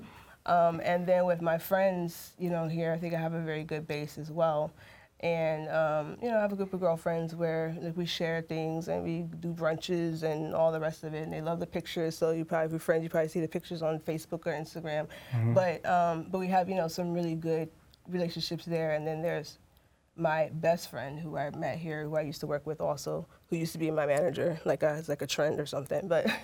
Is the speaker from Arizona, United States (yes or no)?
no; Alaska, United States; moved away; I grew up in Alaska